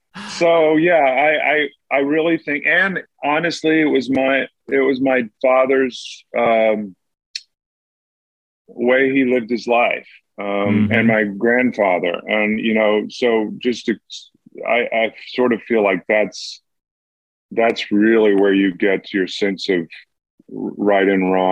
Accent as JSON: {"language": "English", "region": "Georgia", "country": "United States", "tie": "born or raised there", "said": "Well, I was raised in the Southern Baptist Church, but I think I was raised on a farm too."}